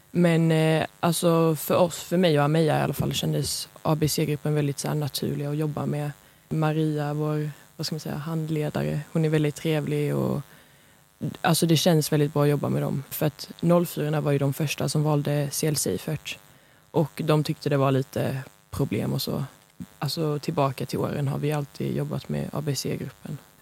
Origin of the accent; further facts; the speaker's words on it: Lund, Skåne, Sweden; Jag är från Lund